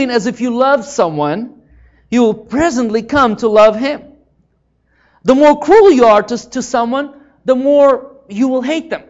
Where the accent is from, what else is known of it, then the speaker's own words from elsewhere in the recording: Ukraine; moved away; where I grew up in Ukraine